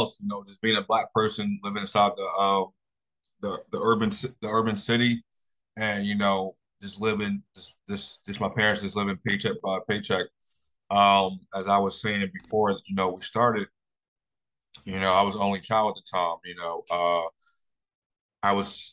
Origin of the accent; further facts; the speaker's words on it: Philadelphia, Pennsylvania, United States; also born or lived in Jacksonville; I was born and raised in Philadelphia